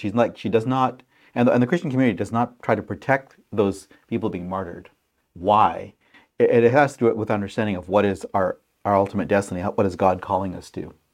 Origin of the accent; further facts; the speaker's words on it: Pakistan; moved away; my country, home country of Pakistan